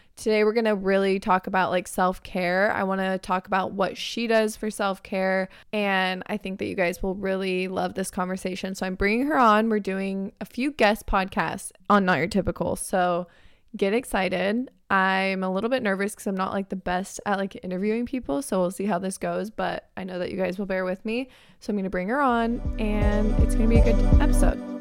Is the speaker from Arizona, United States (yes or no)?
yes; Arizona, United States; now in California, United States; I'm from Arizona.